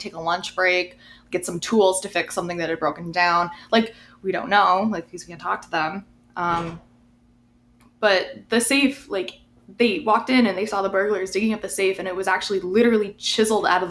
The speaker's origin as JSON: {"language": "English", "area": "Cattaraugus County", "region": "New York", "country": "United States", "said": "my county, Cattaraugus County"}